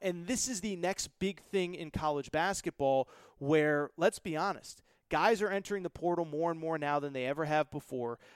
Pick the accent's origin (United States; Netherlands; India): United States; Connecticut; I grew up in Connecticut, Yukon alum.